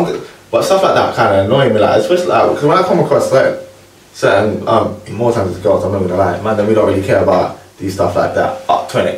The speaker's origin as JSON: {"language": "English", "region": "London", "country": "United Kingdom", "said": "I'm from South London."}